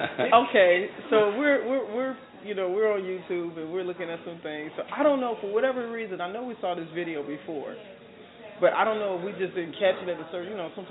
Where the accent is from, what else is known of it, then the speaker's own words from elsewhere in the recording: Chicago, Illinois, United States; I'm from Chicago.